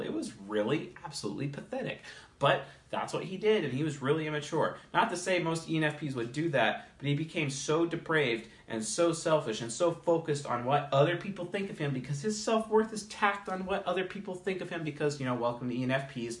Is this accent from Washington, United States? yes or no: yes; Seattle, Washington, United States; I'm from Seattle